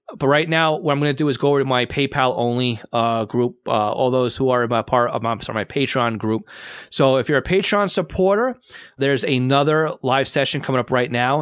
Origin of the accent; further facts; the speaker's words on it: Massapequa, New York, United States; I'm from Massapequa, M A S S A P E Q U A.